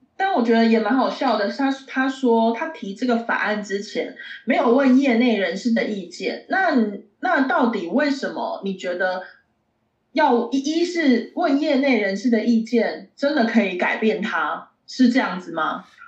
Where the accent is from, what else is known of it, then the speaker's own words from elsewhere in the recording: eastern Taiwan, Taiwan; 我是吃东部粽长大的，我们都吃东部粽啊